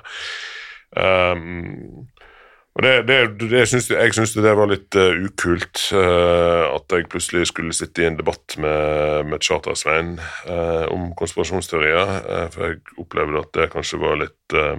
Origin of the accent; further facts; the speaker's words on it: Norway; Vi som nordmenn